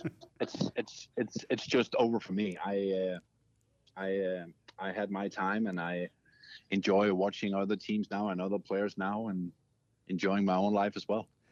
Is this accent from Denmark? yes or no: yes; Denmark; moved away; I'm from Denmark.